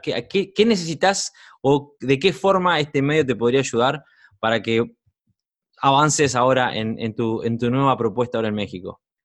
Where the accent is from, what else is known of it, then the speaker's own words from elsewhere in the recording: Uruguay; cinco años viviendo en mi país, en Uruguay